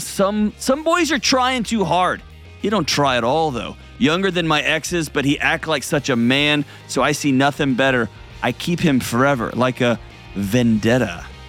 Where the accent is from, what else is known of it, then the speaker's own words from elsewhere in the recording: Houston, Texas, United States; now in Nashville, United States; I grew up going to the punk clubs there in Houston where I grew up and in West Texas out there. And now I live in Nashville